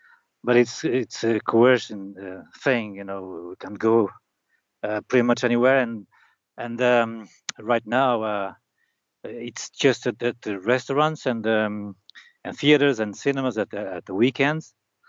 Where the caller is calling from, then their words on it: Norte, Portugal; North Portugal.